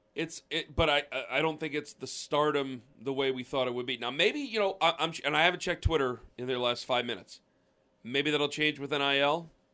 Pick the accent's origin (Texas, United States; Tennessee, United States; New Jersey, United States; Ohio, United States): Ohio, United States; Stark County; I'm from Stark County.